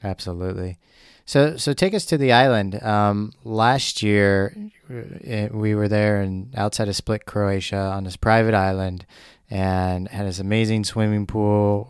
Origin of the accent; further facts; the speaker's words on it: Missouri, United States; growing up in Missouri